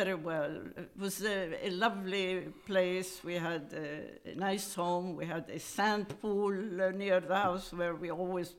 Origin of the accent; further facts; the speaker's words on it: Jaffa, Palestine; born there; And I was born in Jaffa in 1933.